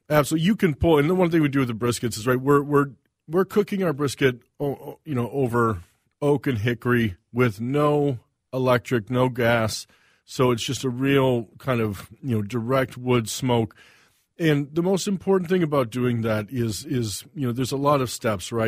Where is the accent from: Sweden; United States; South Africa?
United States; the Carolinas; also born or lived in Saint Paul, Minnesota / Missouri; now in Minnesota, United States; moved to the Carolinas when I was five and grew up on the East Coast, uh, North Carolina, South Carolina.